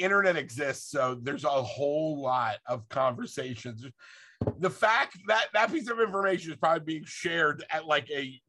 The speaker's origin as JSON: {"language": "English", "town": "Philadelphia", "region": "Pennsylvania", "country": "United States", "said": "We're from Philadelphia."}